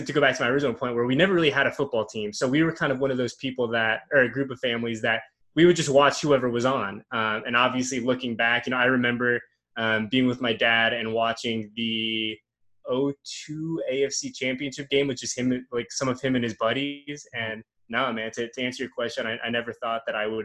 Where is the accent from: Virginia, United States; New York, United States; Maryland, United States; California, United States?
California, United States; the Bay Area; moved away; I'm from the Bay Area. Well, I'm from about 45 minutes north of Oakland. So my parents still live there, so that was home for me